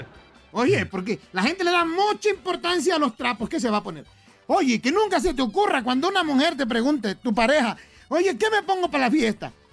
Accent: Guerrero, Mexico; acá en mi pueblo, en Guerrero

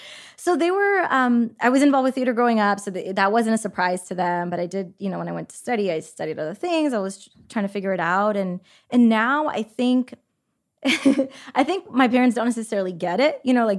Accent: California, United States; I grew up in the Bay.

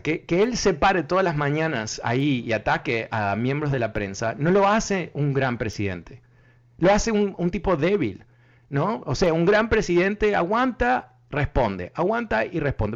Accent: Uruguay; soy uruguayo

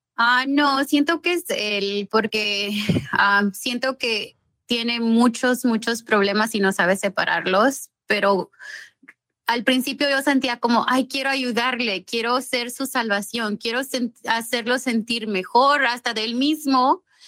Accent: Mexico; also born or lived in Los Angeles, California, United States; now in Rancho Cucamonga, United States; Yo soy nacida eh. y criada en México

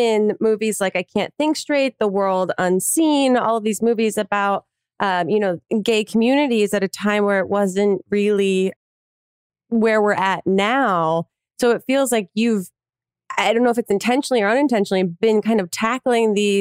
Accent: New Jersey, United States; moved away as an adult; now in New York, United States; I'm from New Jersey originally, and also moved to New York after I graduated college

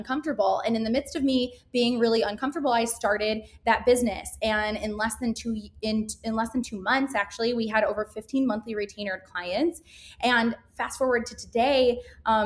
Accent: Grand Rapids, Michigan, United States; moved away as an adult; now in Chicago, United States; I'm born and raised in Grand Rapids, Michigan, and I moved to Chicago about a little over 5 years ago.

